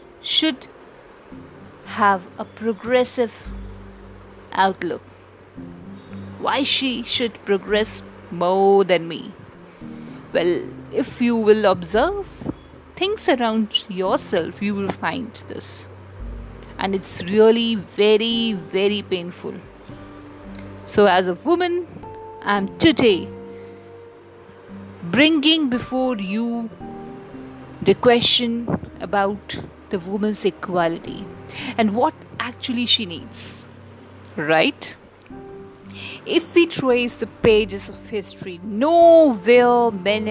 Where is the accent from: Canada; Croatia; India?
India; we, as an Indian